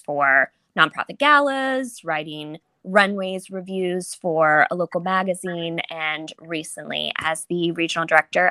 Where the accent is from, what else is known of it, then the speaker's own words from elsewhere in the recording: Maryland, United States; moved away as an adult; now in Washington, DC, United States; So I am from Maryland, but I've lived in the DC area for almost 15 years now. So I do consider myself a local at this point.